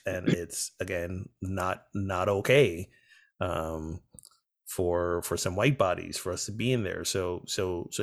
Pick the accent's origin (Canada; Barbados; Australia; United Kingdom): Barbados; I'm from Barbados